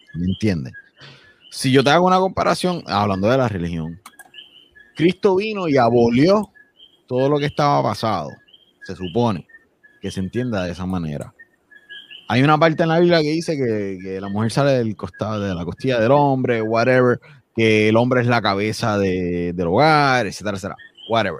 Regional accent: Villalba, Puerto Rico; Yo soy de Villalba

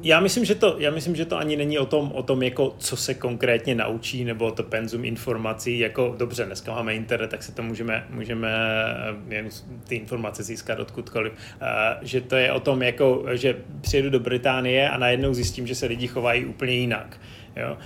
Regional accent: Czechia; moved away; jsem přijel z Česka

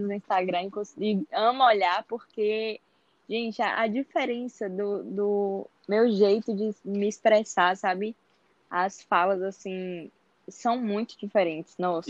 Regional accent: interior of Bahia, Brazil; now in Salvador, Brazil; eu sou do interior da Bahia, mas atualmente moro em Salvador.

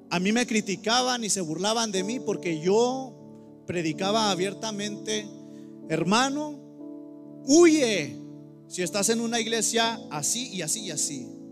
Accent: Mexico; now in United States; en mi iglesia hay, todos somos mexicanos aquí

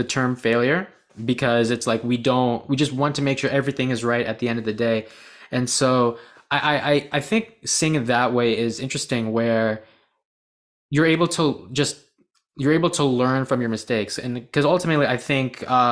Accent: United States; I was born in the United States, but my parents were born in Bangladesh

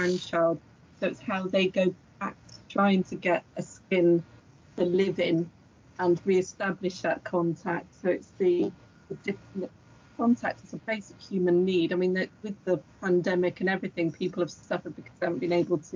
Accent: Shropshire, West Midlands, United Kingdom; now in Wales, United Kingdom; growing up in Shropshire, that was snowy as well

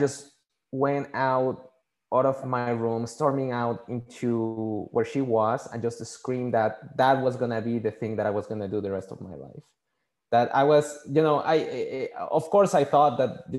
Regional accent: Mexico City, Mexico; first language Spanish; English is a second language; moved away; I was born and raised in Mexico City. So my first language is Spanish.

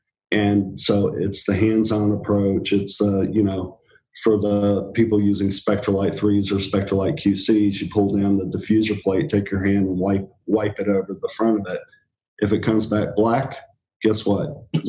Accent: England, United Kingdom; born there; now in United States; I was born in England.

